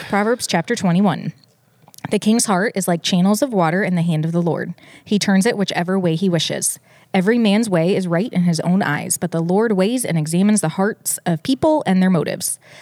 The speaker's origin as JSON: {"language": "English", "town": "Detroit", "region": "Michigan", "country": "United States", "tie": "born or raised there", "said": "I was born in Detroit"}